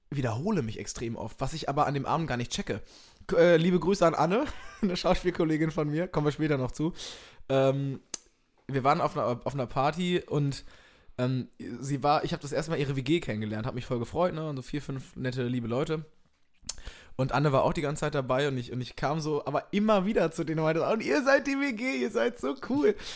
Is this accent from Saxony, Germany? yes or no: no; Minden, North Rhine-Westphalia, Germany; Ich komme aus Minden in Westfalen, Ostwestfalen.